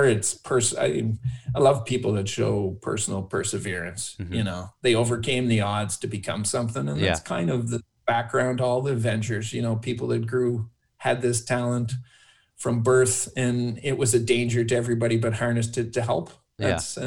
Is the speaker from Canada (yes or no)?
yes; Canada